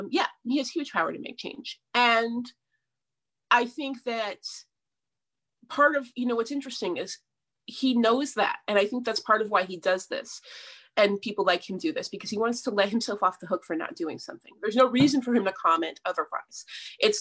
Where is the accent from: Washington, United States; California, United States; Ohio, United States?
Washington, United States; Seattle; my mom is white and I grew up in Seattle